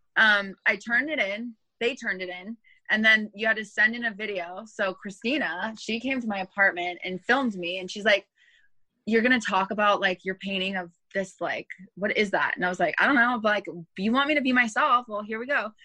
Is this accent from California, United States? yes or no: yes; Los Angeles, California, United States; also born or lived in Thousand Oaks / Hollywood / Inglewood / Monterey Park; I'm born and raised in Los Angeles